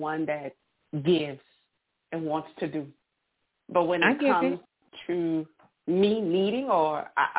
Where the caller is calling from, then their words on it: Louisiana, United States; And I'm calling from Louisiana.